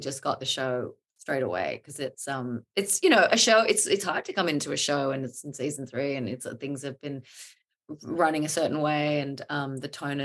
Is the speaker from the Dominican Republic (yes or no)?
no; Australia; now in New York, United States; I consider myself an Aussie